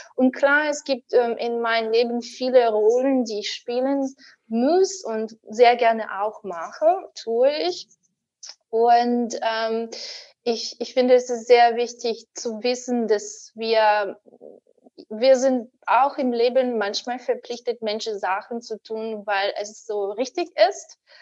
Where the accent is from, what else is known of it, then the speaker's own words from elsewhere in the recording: Ukraine; German is a second language; now in Berlin, Germany; ich war 14 Jahre alt, damals noch in der Ukraine, wo ich geboren bin